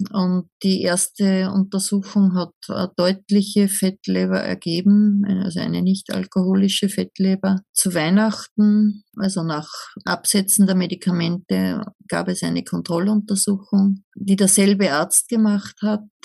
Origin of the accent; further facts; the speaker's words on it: Upper Austria, Austria; ich komme aus Oberösterreich, aus einer Kleinstadt in der Nähe der deutschen Grenze